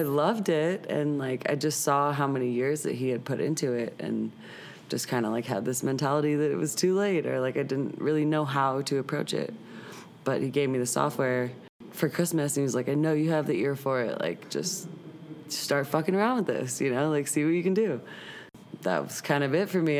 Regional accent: St. Louis, Missouri, United States; moved away as an adult; also born or lived in Boulder, Colorado / Long Beach, California; now in Denver, United States; I grew up in St. Louis

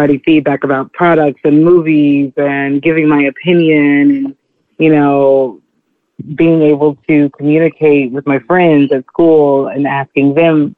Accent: Texas, United States; moved away as an adult; now in New York City, United States; I'm originally from Texas. I grew up like a child of the media

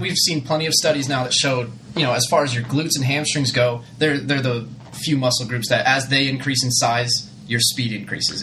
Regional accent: Chandler, Arizona, United States; also born or lived in Albany; Growing up in Arizona, I was like little, little white guy from from Chandler, Arizona

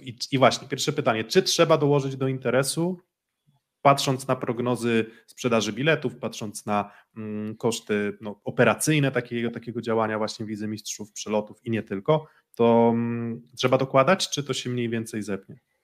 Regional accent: Olsztyn, Warmian-Masurian Voivodeship, Poland; jestem z Olsztyna

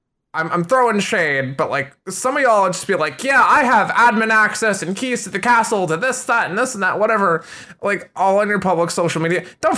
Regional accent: Schaumburg, Illinois, United States; I'm originally from the Midwestern United States. So if anyone's familiar with Cook County, Chicago area in Illinois, I grew up in Schaumburg and then just kind of moved all over the U.S.

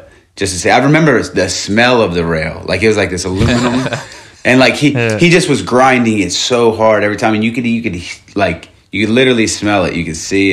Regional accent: Norristown, Pennsylvania, United States; moved away as an adult; now in Los Angeles, United States; I grew up outside of Philly in Norristown, PA

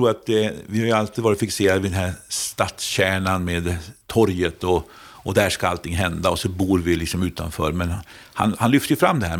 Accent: Jönköping, Jönköping County, Sweden; Jag kommer från Jönköping, där vi fått ny Munksjöstaden

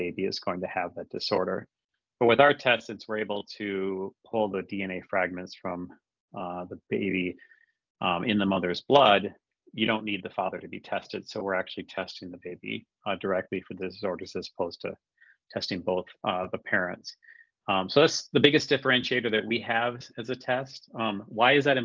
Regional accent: Minnesota, United States; also born or lived in Bay Area / Boston / Switzerland; So I'm born and raised in Minnesota, and that's actually where I'm based right now.

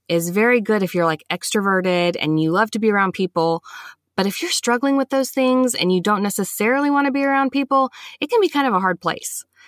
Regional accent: Huntsville, Alabama, United States; I was born and raised here in Huntsville, Alabama

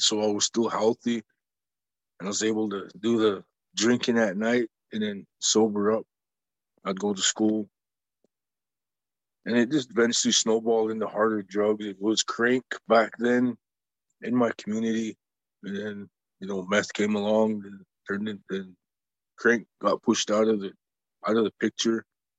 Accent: Browning, Montana, United States; I grew up in Browning myself, the community.

